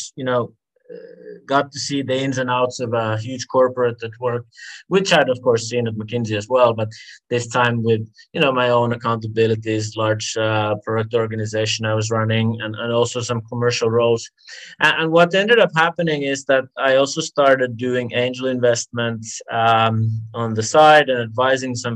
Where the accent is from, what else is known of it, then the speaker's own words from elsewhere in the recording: Finland; moved away as an adult; also born or lived in London; now in Singapore; I'm from Finland originally, and I grew up there.